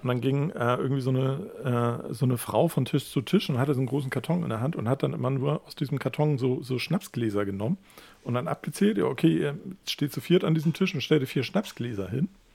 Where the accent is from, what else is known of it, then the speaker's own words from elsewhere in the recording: Hamburg, Germany; da, wo ich aufgewachsen bin, ist halt Hamm Nord